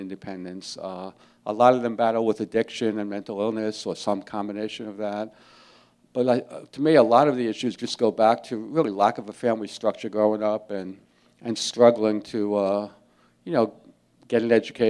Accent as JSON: {"language": "English", "town": "Jersey City", "region": "New Jersey", "country": "United States", "tie": "born or raised there", "said": "I grew up in Jersey City, New Jersey"}